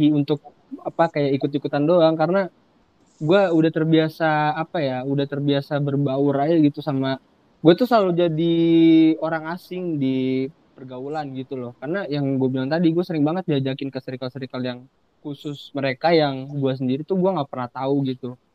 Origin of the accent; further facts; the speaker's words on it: Bogor, West Java, Indonesia; kan gue orang Bogor lah ya gue orang Bogor kan